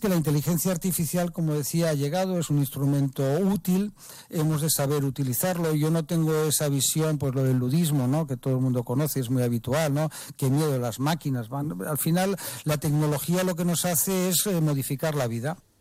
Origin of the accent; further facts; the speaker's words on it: Ceuta, Spain; somos músicos aquí de Ceuta ya con muchos años